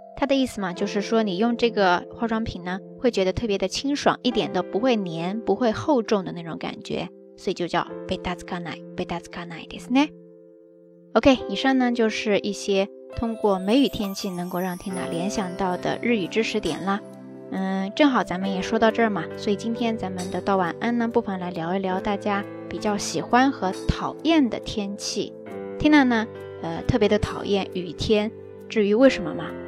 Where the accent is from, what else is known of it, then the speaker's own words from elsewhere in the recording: the South, southern China, China; moved away as an adult; now in Kobe, Japan; 我的家人、我的家乡都在南方